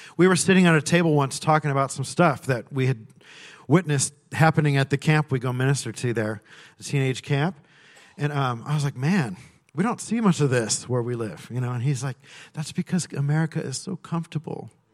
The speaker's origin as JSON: {"language": "English", "region": "California", "country": "United States", "tie": "born or raised there", "said": "I grew up in California"}